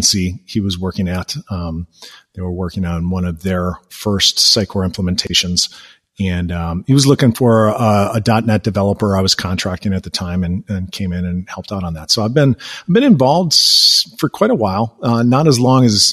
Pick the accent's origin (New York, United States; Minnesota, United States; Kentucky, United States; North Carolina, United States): Minnesota, United States; Minneapolis; now in Milwaukee, United States; I'm originally from the Minneapolis Twin Cities area